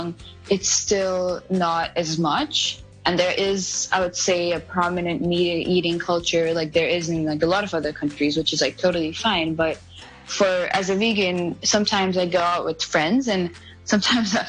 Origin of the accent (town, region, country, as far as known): India; born or raised there; English is a second language; moved away